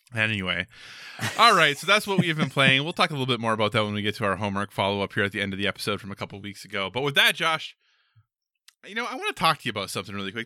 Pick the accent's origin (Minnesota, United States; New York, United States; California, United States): Minnesota, United States; growing up in Minnesota